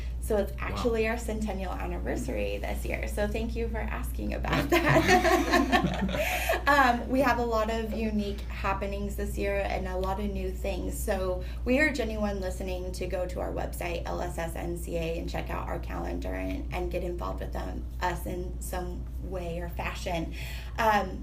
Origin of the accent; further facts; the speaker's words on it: Utah, United States; moved away as an adult; now in Washington, D.C., United States; I grew up in Utah